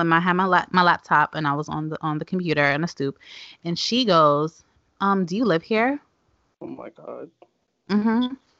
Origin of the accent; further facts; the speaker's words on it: New York City, New York, United States; We live, we live in Clinton Hill. I grew up in Clinton Hill, and you know we have stoop kids.